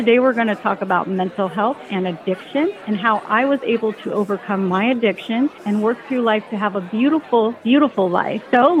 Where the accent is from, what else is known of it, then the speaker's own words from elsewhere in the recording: California, United States; being born and raised in California